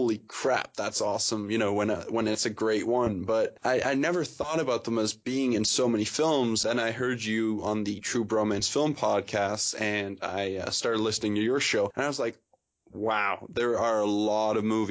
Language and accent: English; England, United Kingdom; now in Canada; I was born in England and now I live in Canada.